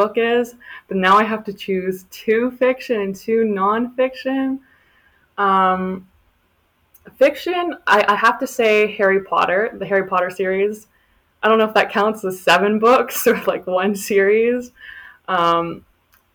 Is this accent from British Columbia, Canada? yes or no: no; Oakville, Ontario, Canada; I am from Oakville, Ontario